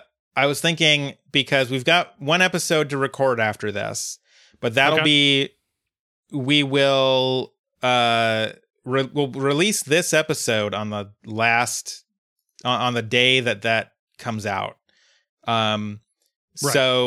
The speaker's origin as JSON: {"language": "English", "country": "Uruguay", "said": "I'm 23 years old, so I was like 10 when the … episode came out. And I'm also from Uruguay."}